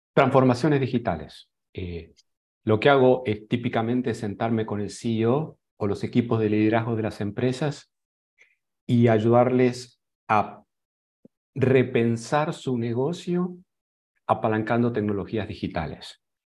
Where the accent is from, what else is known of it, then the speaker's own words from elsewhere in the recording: Argentina; moved away as an adult; also born or lived in Boulder, Colorado; now in San José, Costa Rica; Soy otro argentino exportado